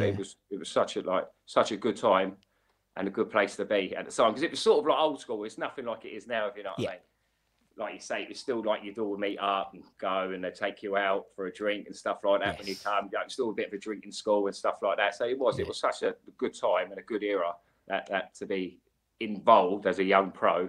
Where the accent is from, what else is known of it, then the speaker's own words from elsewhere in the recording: Slough, South East England, United Kingdom; I didn't live in Diggs because I'm from Slough. So me and Adam, we're from the same area. I've known Adam since we were about 10 years of age